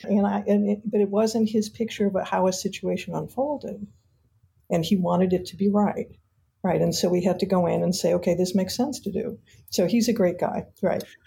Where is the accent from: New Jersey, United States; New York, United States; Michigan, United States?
Michigan, United States; Detroit; I grew up in Detroit, Michigan